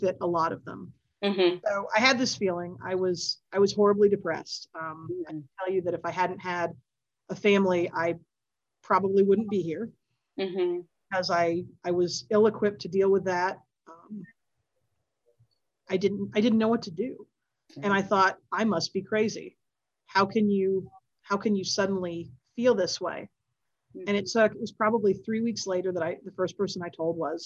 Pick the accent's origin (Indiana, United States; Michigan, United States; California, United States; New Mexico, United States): Indiana, United States; Southern; I grew up in Southern Indiana